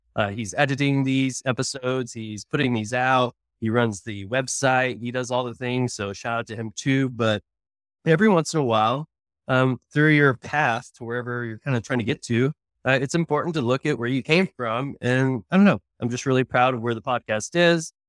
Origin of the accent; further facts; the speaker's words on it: Oklahoma, United States; now in Texas, United States; I'm from Oklahoma. I'm an Oklahoman. I live in Texas now